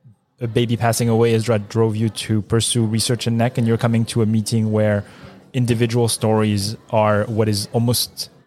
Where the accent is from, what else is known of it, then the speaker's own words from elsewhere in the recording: Marseille, Provence-Alpes-Côte d'Azur, France; now in United States; I'm from Marseille in France.